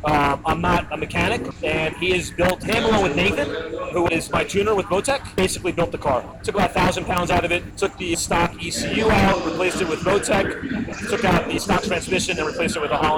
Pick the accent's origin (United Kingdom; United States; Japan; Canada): United States; Laguna Beach, California; I'm from Laguna Beach.